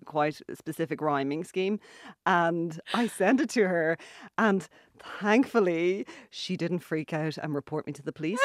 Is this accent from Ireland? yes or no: yes; Ireland; also born or lived in Dublin; now in Galway, Ireland; I'm Irish